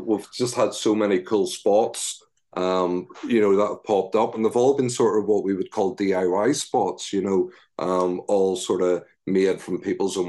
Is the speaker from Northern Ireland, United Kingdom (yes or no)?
yes; Northern Ireland, United Kingdom; Northern Ireland is an awesome country, and I'm very lucky and very blessed for the area of Northern Ireland I grew up